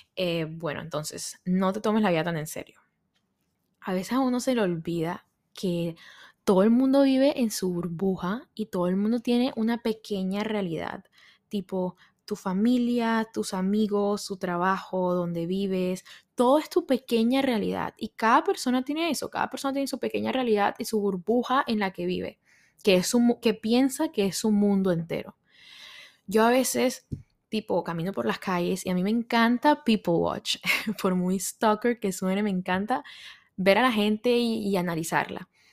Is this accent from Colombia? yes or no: yes; Colombia; moved away as an adult; now in New York, United States; soy colombiana, pero vivo en Nueva York hace como cinco años